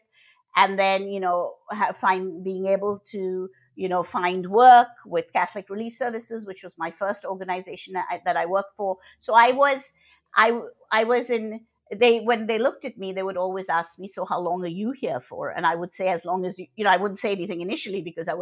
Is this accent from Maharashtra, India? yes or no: no; Kolkata, West Bengal, India; moved away; I was born in Calcutta. I'm originally from Calcutta and in India. And I grew up seeing inequities